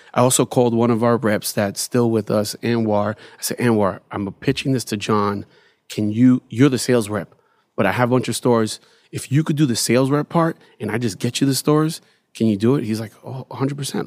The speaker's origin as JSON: {"language": "English", "town": "New York City", "region": "New York", "country": "United States", "tie": "born or raised there", "said": "growing up in Bed Stuy"}